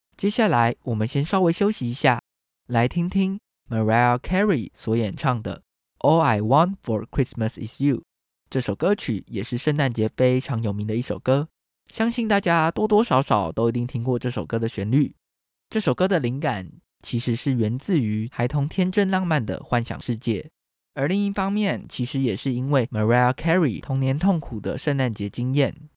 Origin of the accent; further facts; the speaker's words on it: Taiwan; 台湾是一块宝岛，同时也是我们的家乡